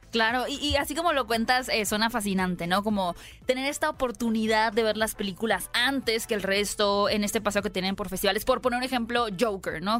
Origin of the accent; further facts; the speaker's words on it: Hermosillo, Sonora, Mexico; desde que somos chicos, por ejemplo yo que soy de Hermosillo, escuchaba estos festivales de cine